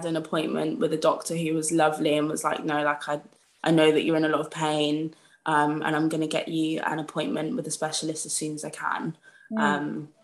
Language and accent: English; Peterborough, East of England, United Kingdom; moved away as an adult; I was back in Peterborough, which is my hometown, for the summer